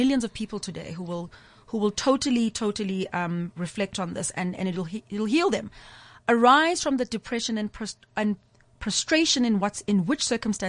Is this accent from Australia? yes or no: no; Umlazi, KwaZulu-Natal, South Africa; I'm a young girl from Natal. I'm from Mlazi